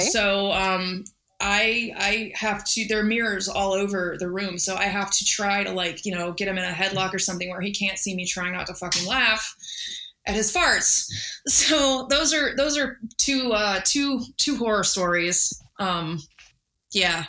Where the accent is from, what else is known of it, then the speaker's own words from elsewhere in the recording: Texas, United States; growing up in Texas, I was always out like looking for snakes